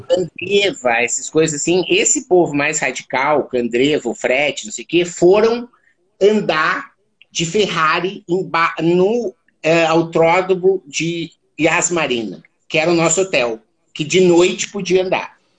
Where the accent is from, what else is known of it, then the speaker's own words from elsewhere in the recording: Santa Maria, Rio Grande do Sul, Brazil; Eu sou natural de Santa Maria, no Rio Grande do Sul.